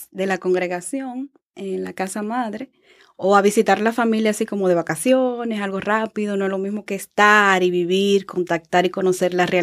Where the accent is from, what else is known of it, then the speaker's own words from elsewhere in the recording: Santo Domingo, Distrito Nacional, Dominican Republic; now in Reading, United States; Yo vengo de Santo Domingo, donde allí también trabajé en educación. Y ahora estoy aquí a servicio de la comunidad.